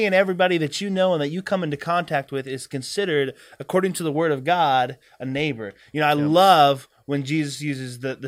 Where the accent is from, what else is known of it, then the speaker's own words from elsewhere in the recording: the South, United States; I grew up in the South.